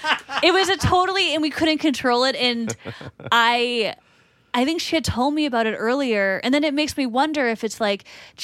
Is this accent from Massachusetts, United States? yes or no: yes; Boston, Massachusetts, United States; accent: Boston; I'm from Boston.